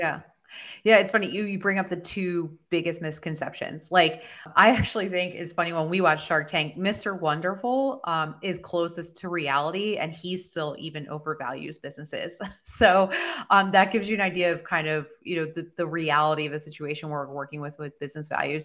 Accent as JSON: {"language": "English", "region": "Southern New Jersey", "country": "United States", "tie": "born or raised there", "said": "I actually was born and raised in Southern New Jersey"}